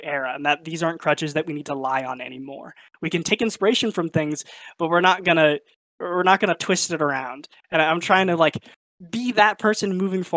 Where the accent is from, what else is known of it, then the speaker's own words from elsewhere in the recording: United States; I grew up in America and I'm largely white passing